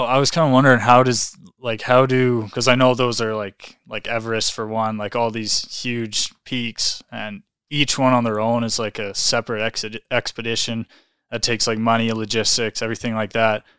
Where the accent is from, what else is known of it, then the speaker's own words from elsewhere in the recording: Calgary, Alberta, Canada; I'm from Calgary here